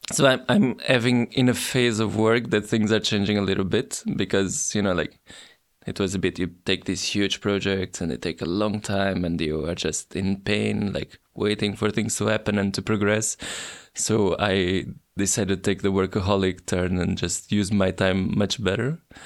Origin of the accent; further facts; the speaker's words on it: Portugal; my hometown, even though today is a forgotten small town